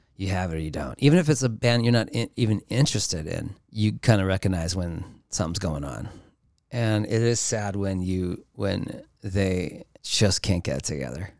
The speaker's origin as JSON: {"language": "English", "town": "Los Angeles", "region": "California", "country": "United States", "tie": "born or raised there", "said": "growing up in Los Angeles"}